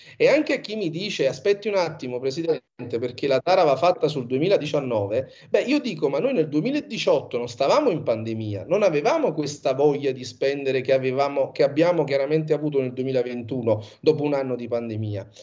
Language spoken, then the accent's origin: Italian; Sorrento, Campania, Italy; moved away as an adult; also born or lived in New York, United States; Io sono di Sorrento e la mia famiglia